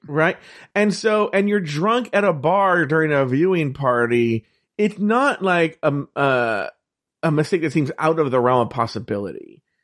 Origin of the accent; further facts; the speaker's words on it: California, United States; I'm from California